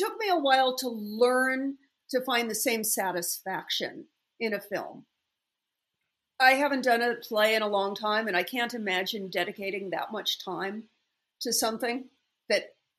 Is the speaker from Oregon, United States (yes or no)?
no; California, United States; also born or lived in Los Angeles; I grew up in California. I was 3.5 years old